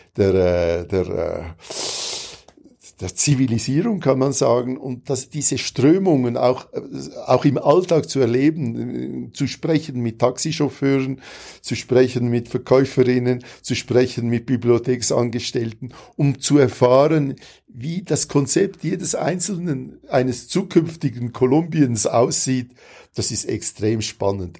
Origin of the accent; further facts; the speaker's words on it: Switzerland; moved away; Wir äh, als Schweizer